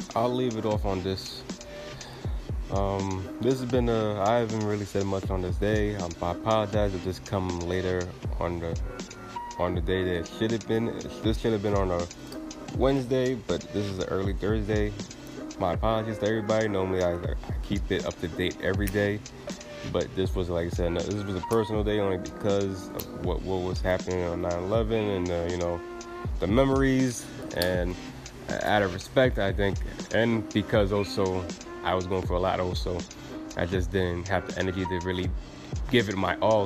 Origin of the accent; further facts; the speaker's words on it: New York City, New York, United States; I'm from East New York at that time